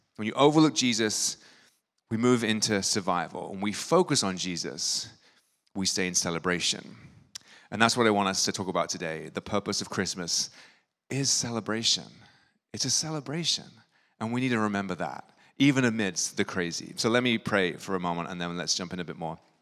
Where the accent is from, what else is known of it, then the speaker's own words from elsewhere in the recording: England, United Kingdom; now in New York, United States; When I grew up in England, holidays look a little bit different.